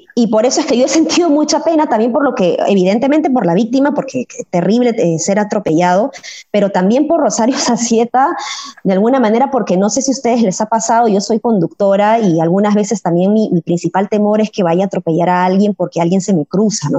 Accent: Peru; Como, como peruana, como ciudadana

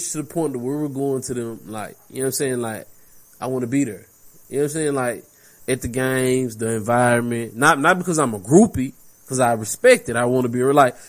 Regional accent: Texas, United States; I'm from Texas.

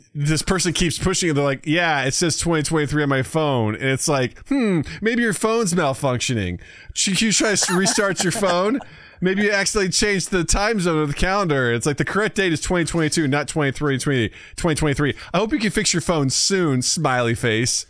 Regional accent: rural Missouri, United States; moved away; my hometown in rural Missouri

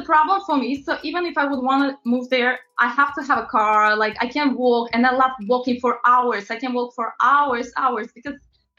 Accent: New York, United States; but whenever I would be on my own, because I'm from New York, I want to walk.

